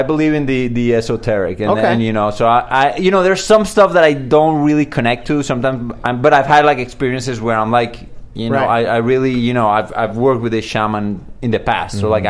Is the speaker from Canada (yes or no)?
no; Colombia; moved away; In Colombia, because I'm from Colombia.